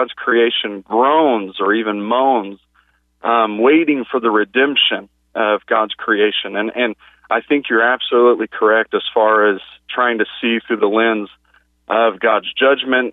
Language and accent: English; California, United States; moved away as an adult; now in Oklahoma, United States; I'm from California, but moved to Oklahoma a few years ago